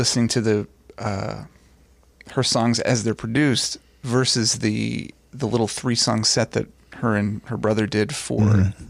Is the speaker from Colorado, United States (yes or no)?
no; Dayton, Ohio, United States; Singer-songwriter, born and raised in Dayton, Ohio. Mm-hmm. That's where I live now, again, currently with my wife and our four kids.